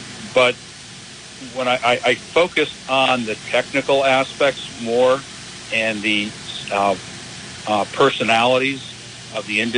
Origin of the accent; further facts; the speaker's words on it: Southern United States, United States; accent: Southern; I didn't have to break out my Southern accent for it either